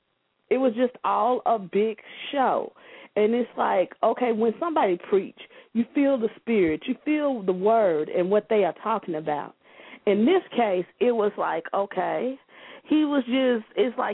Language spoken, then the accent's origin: English; Arkansas, United States; moved away; I'm from Arkansas originally